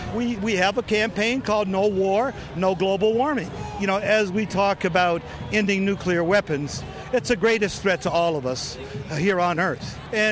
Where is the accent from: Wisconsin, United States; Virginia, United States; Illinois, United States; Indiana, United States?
Wisconsin, United States; Milwaukee; from Milwaukee, Wisconsin.